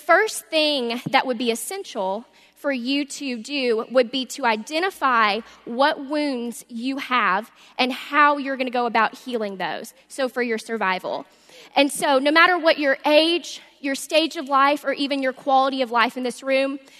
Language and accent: English; Little Rock, Arkansas, United States; moved away; I'm from Little Rock, Arkansas, and I grew up in a Christian home